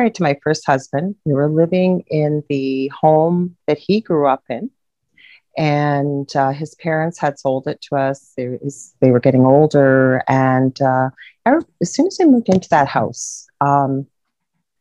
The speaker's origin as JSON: {"language": "English", "country": "Canada", "said": "I'm a Canadian"}